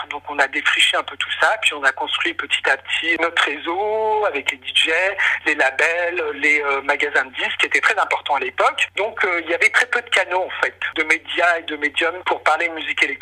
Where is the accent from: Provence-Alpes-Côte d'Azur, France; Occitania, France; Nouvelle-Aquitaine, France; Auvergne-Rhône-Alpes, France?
Auvergne-Rhône-Alpes, France; Lyon; moved away as an adult; euh, je viens de Lyon. J'ai euh, grandi à Lyon euh, pendant toute mon adolescence. Et puis après, je suis monté à Paris à l'âge de 18 ans